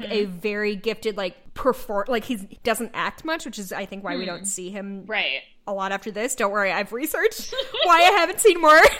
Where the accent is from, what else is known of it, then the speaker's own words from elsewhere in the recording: Georgia, United States; We're from Georgia.